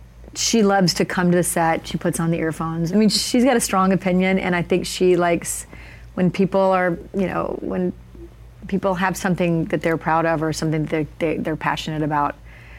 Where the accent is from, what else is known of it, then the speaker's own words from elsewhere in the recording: Alabama, United States; accent: Southern; I was going to speech classes to get rid of my Southern accent because I'm from Alabama.